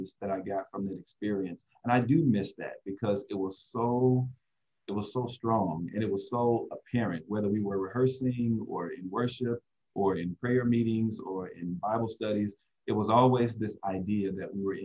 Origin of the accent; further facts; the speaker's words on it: the South, United States; moved away as an adult; now in Southern California, United States; when I grew up in the South, I served at a Baptist church